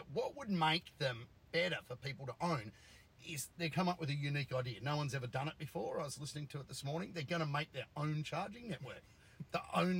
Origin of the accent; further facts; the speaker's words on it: Australia; I'm an Aussie.